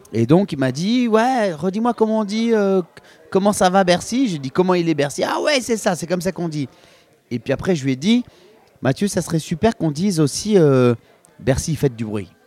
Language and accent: French; Petite-Île, Réunion; moved away as an adult; now in Paris, France; j'ai grandi à Petite-Île, en partie via mon père